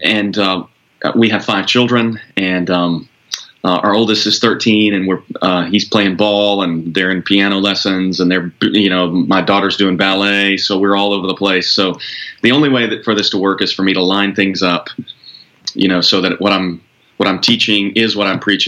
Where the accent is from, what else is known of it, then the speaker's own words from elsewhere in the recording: Arkansas, United States; moved away as an adult; also born or lived in Dallas; I grew up in Arkansas.